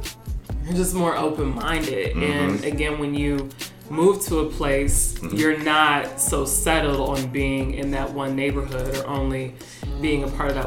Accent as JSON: {"language": "English", "country": "United States", "said": "I'm already American. I already know what that experience is like for me as like a Black woman."}